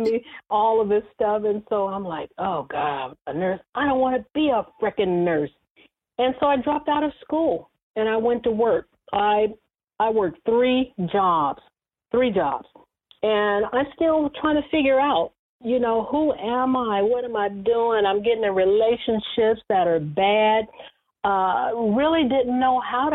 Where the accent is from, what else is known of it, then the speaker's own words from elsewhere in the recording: Bakersfield, California, United States; moved away as an adult; also born or lived in Los Angeles; I transferred my job that I had in my hometown of Bakersfield to Los Angeles